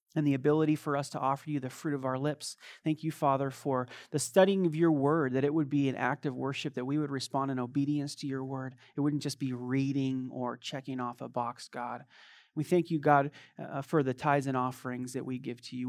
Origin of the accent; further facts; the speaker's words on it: United States; moved away as an adult; also born or lived in Croatia / Eastern Europe; I'm an American